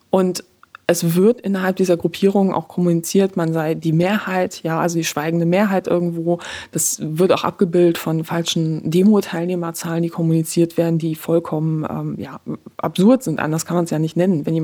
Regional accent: Poland; born there; Also ich bin in Polen geboren, äh, sag ich mal.

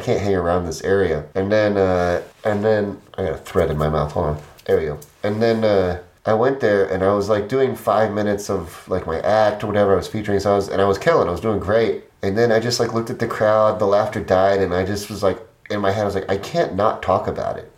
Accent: Midwest, United States; I'm just Midwesterner, like through and through.

